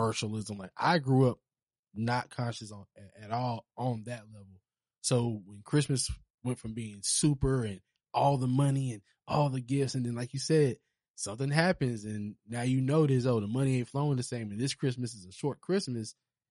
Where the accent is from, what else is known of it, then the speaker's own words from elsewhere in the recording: Charleston, South Carolina, United States; I'm from Charleston.